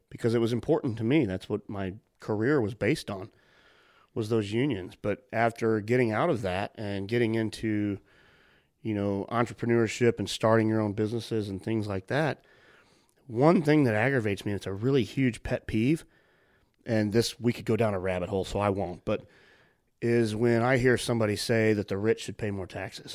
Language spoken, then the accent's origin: English; United States; I'm an American